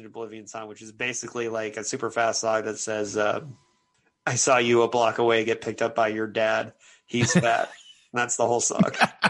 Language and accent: English; Philadelphia, Pennsylvania, United States; And it's like, I'm from Philadelphia and I don't ever remember, you know, there was never a riot there.